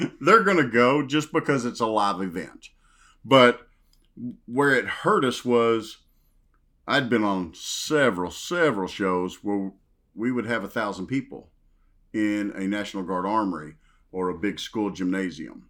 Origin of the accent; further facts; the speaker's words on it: Western Kentucky, United States; accent: Southern drawl; I grew up in Western Kentucky, small town